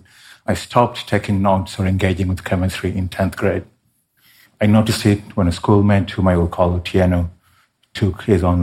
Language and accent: English; Kenya; my home country of Kenya